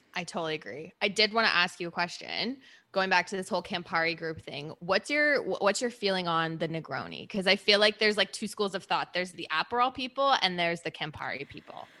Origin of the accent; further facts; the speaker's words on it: Canada; moved away as an adult; also born or lived in Birmingham, United Kingdom; being Canadian